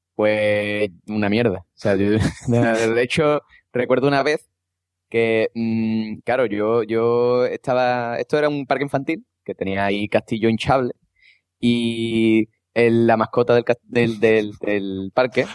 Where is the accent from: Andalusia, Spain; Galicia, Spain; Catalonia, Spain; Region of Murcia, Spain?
Andalusia, Spain; Cádiz; como buen andaluz y gaditano